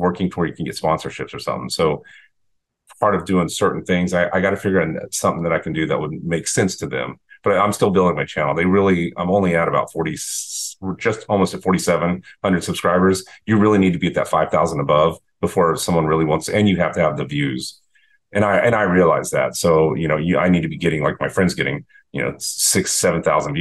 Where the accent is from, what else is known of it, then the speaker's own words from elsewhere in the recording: Texas, United States; now in Boynton Beach, United States; I grew up in Texas